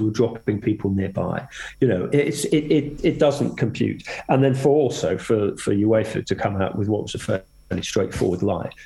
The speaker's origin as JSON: {"language": "English", "region": "England", "country": "United Kingdom", "said": "as an Englishman"}